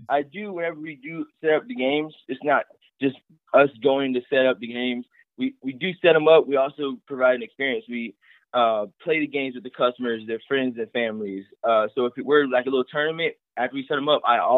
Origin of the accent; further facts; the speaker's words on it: Portsmouth, Virginia, United States; moved away; also born or lived in Chattanooga, Tennessee; I was actually uh, born in Virginia. Oh, what? What part? Portsmouth